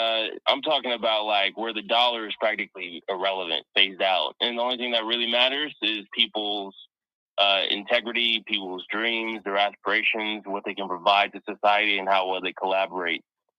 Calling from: DMV, United States; By the way, for the audience, in case you didn't know, I'm over in the DMV.

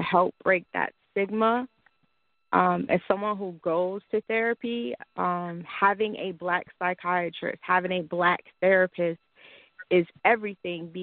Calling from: Snellville, Georgia, United States; I'm calling from Metro Atlanta, Snowville, to be specific.

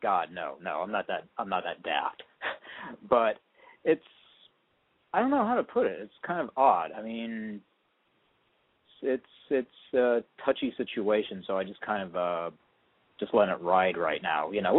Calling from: Portland, Oregon, United States; I'm in Portland, Oregon, and I'm 42 years old.

